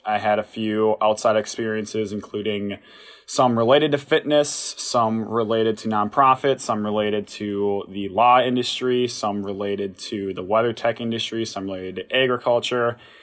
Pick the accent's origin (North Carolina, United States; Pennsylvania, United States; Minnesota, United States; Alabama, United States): Minnesota, United States; Watertown; I'm from Watertown. Went there, graduated in 2016.